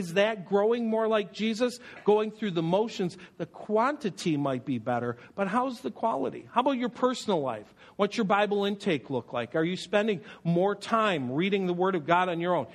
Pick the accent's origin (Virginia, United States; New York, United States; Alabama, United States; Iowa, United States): New York, United States; Buffalo; I grew up in Buffalo, and so we spent time in Toronto